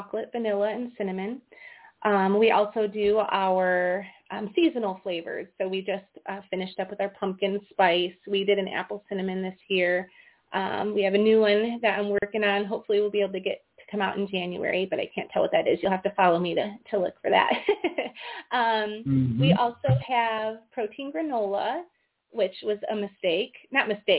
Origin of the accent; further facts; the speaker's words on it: Iowa, United States; We're from Iowa.